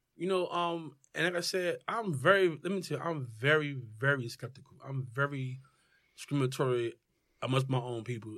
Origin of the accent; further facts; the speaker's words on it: Newark, New Jersey, United States; moved away as an adult; also born or lived in California / San Diego; born and raised in Newark